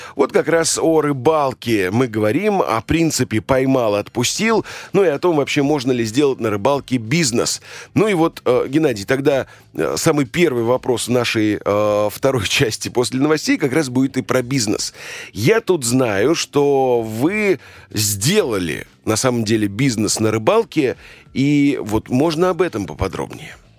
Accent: Volga region, Russia; я родился на Волге и все детство там э, прожил

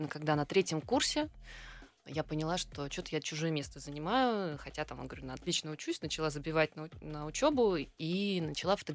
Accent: Kaliningrad, Kaliningrad Oblast, Russia; born there; Да, я родилась в Калининграде.

